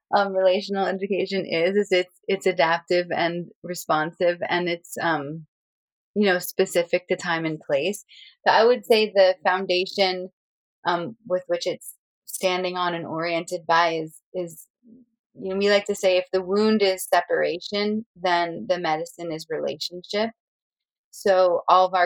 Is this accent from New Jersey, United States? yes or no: yes; New Jersey, United States; now in Sonoma County, United States; I grew up originally in Lenape territory in what's now called New Jersey, and currently I'm living out near